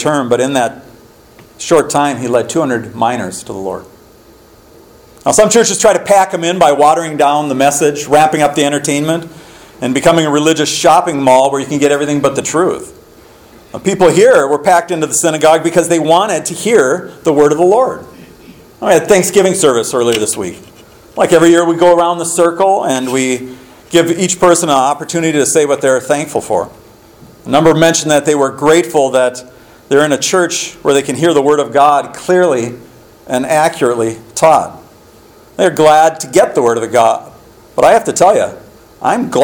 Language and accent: English; Minneapolis–Saint Paul, Minnesota, United States; my own house when I was growing up in the Twin Cities